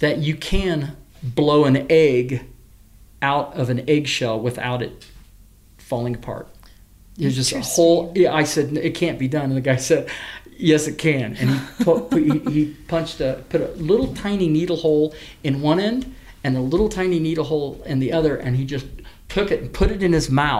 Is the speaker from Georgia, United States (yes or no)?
no; Medora, Indiana, United States; also born or lived in California / Sacramento, California; my folks moved to Medora, Indiana, along with my three other siblings, when I was in sixth grade